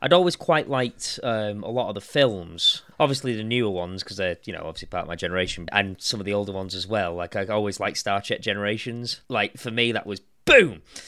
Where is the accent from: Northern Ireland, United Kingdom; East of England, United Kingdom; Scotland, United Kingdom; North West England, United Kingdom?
North West England, United Kingdom; Warrington; I'm from Warrington